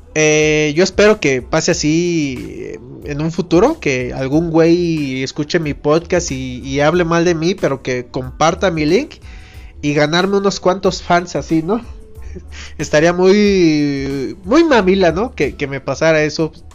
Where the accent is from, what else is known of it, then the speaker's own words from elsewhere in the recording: Mexico; como buen mexicano